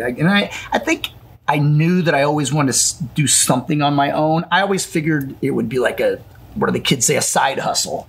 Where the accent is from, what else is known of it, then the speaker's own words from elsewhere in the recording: Campsville, Illinois, United States; also born or lived in Bethalto, Illinois; I was born and raised up in Calhoun County in Campsville, Illinois.